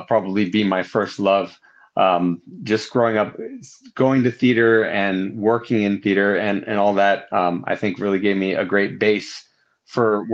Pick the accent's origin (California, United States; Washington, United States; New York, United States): California, United States; Southern; also born or lived in Laguna Beach / Los Angeles; I grew up mainly in Southern California, here in and around Southern California